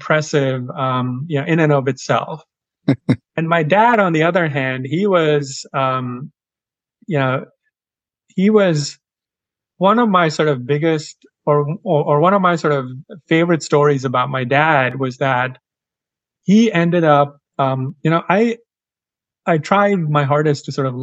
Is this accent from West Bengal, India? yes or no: yes; Kolkata, West Bengal, India; moved away; I grew up on the eastern side of India in a town called Kolkata, or as the British used to call it, Calcutta.